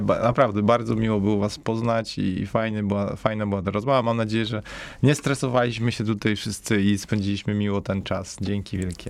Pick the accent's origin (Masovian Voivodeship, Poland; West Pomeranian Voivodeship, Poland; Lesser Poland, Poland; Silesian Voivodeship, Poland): Silesian Voivodeship, Poland; Katowice; also born or lived in Spain / Switzerland; pochodzę ze Śląska, pochodzę raczej jakby no z dzielnicy, gdzie to jest bardziej jakby jakaś taka biedniejsza dzielnica Katowic